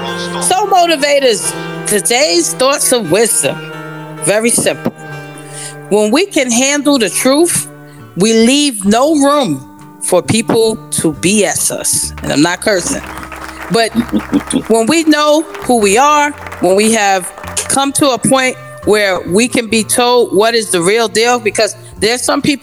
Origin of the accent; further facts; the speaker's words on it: New York, United States; born there; I was born on New York City on a Monday.